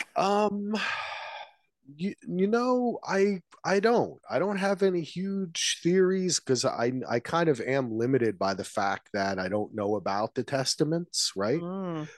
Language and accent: English; United States; here I am as American